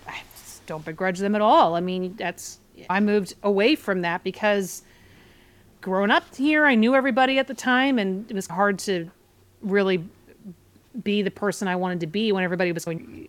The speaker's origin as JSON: {"language": "English", "town": "Portland", "region": "Oregon", "country": "United States", "tie": "born or raised there", "moved": "yes", "lives_now": "New York, United States"}